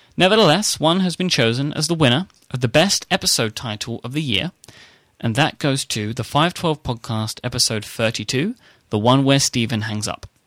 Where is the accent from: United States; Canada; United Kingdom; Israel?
United Kingdom; accent: British; my strange British accent